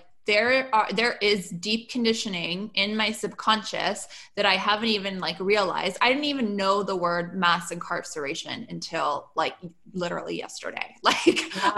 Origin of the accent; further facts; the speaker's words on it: Canada; I'm Canadian